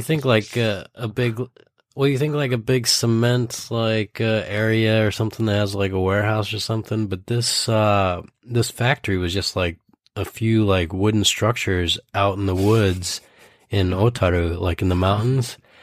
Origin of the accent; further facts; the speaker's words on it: Idaho, United States; when I was growing up in Idaho